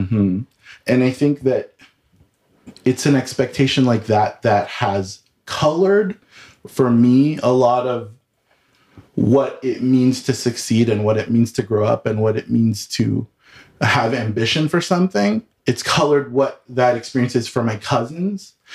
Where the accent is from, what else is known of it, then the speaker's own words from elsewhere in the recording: Southern California, United States; moved away as an adult; also born or lived in Washington, D.C. / San Francisco; now in Denver, United States; I am originally from Southern California, born and raised